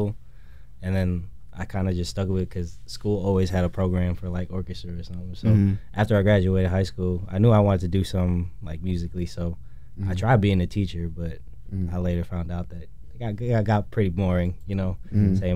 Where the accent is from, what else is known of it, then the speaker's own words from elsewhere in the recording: Skokie, Illinois, United States; I'm from Skokie, Illinois, up north.